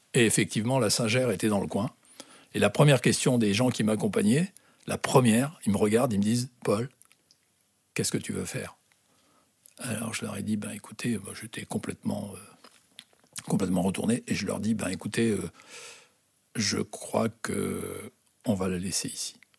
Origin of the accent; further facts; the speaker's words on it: Algeria; also born or lived in Toulouse; now in France; je venais d'Algérie